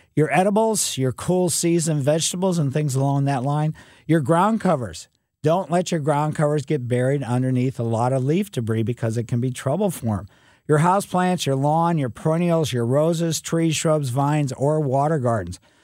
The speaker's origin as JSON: {"language": "English", "town": "Ellisville", "region": "Missouri", "country": "United States", "tie": "born or raised there", "said": "growing up in Ellisville as a kid in the mid '50s and early '60s"}